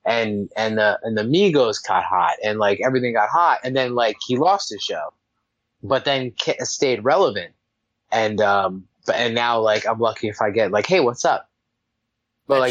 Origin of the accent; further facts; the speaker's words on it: New Jersey, United States; I'm from New Jersey